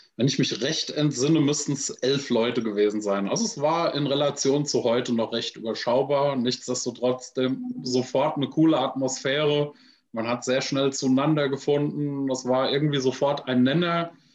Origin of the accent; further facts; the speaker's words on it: Frankfurt, Hesse, Germany; Ich bin in direkter Nachbarschaft zu einer Army-Kaserne groß geworden in Frankfurt